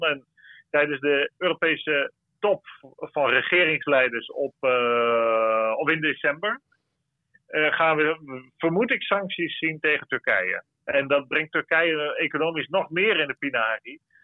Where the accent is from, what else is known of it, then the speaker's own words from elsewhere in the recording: Netherlands; voor ons als Nederlanders